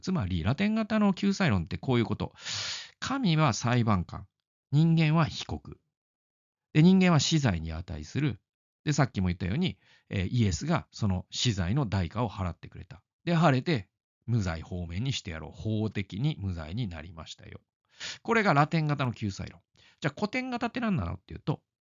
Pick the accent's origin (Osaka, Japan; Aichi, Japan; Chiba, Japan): Aichi, Japan; also born or lived in Obihiro, Hokkaido; now in Tokyo, Japan; 愛知県生まれです。